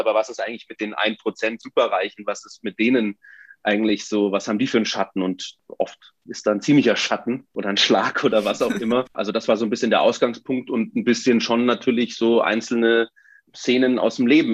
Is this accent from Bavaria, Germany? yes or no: yes; Munich, Bavaria, Germany; Ich bin in München geboren und aufgewachsen